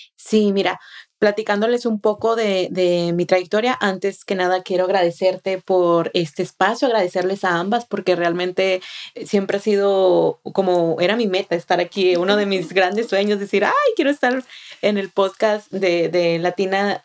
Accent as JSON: {"language": "Spanish", "town": "Monterrey", "region": "Nuevo León", "country": "Mexico", "tie": "born or raised there", "moved": "as an adult", "lives_now": "Austin, United States", "said": "yo soy una joven de, de 28 años que soy originaria de Monterrey, Nuevo León, México."}